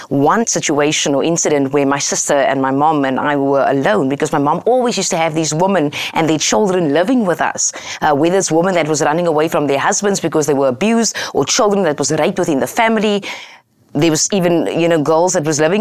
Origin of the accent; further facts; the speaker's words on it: Cape Town, Western Cape, South Africa; I grew up in Cape Town, South Africa